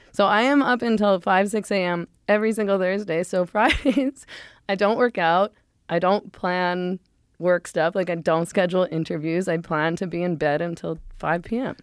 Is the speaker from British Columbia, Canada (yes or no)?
yes; Vancouver, British Columbia, Canada; moved away; I was born in Vancouver and grew up in Vancouver